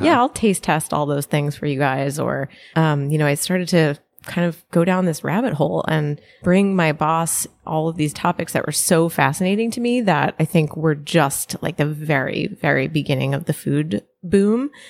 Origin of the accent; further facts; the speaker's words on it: Connecticut, United States; I grew up in Connecticut, sort of live near New York